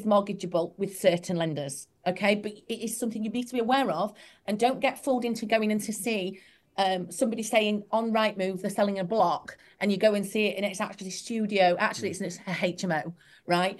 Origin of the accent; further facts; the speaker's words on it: Yorkshire and the Humber, United Kingdom; I'm from Yorkshire